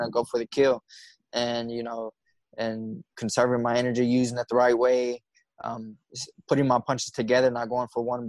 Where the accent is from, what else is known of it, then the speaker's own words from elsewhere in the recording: Midland, Texas, United States; I'm Midland born, Midland bred, you know, graduated from Midland High School